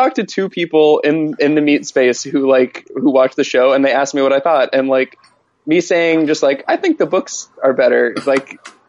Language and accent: English; Florida, United States; I'm from Florida.